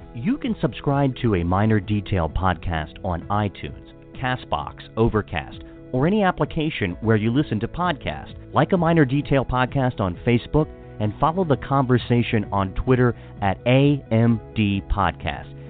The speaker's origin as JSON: {"language": "English", "town": "Hagerstown", "region": "Maryland", "country": "United States", "tie": "born or raised there", "also_born_or_lived": "Montgomery County, Maryland", "moved": "as an adult", "said": "I'm born and raised in Hagerstown, um, and grew up there, lived there all my life, and then I live in Montgomery County now"}